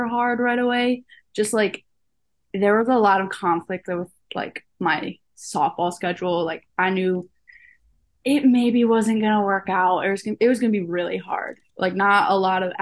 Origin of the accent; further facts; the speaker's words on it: River Forest, Illinois, United States; moved away as an adult; now in Louisville, United States; I am from River Forest, a suburb right outside of Chicago